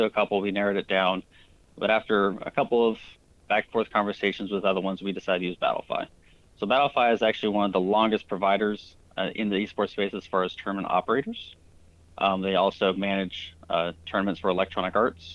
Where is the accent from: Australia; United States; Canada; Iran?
United States; I grew up playing soccer in the United States